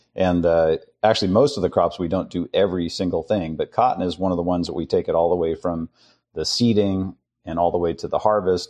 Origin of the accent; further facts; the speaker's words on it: San Francisco, California, United States; I was raised in San Francisco